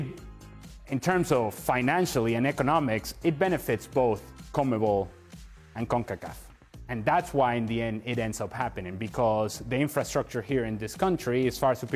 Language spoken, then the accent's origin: English; Venezuela; I'm South American, and I'm proud of it. I'm from Venezuela